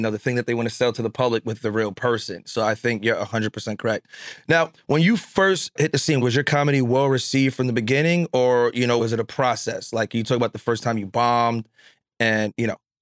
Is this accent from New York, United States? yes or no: yes; New York, United States; I'm from New York